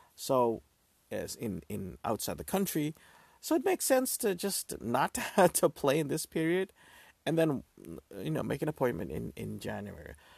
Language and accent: English; Netherlands; I'm from the Netherlands, so we celebrate the second day of Christmas